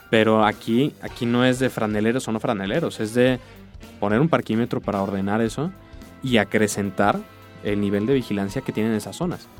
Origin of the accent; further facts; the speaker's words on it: Mexico